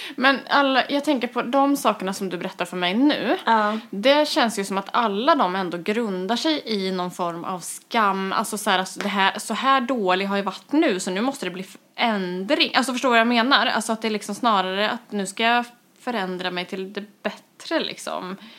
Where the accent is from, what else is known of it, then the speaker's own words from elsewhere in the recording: Kristinehamn, Värmland, Sweden; moved away; när jag flyttade tillbaka till Kristinehamn Eh, som är min barndoms, eh, vad ska man säga, min hemstad.